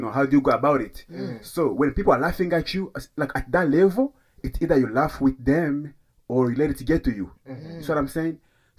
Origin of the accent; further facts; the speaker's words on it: DR Congo; Like, I'm from Congo. Like, come on.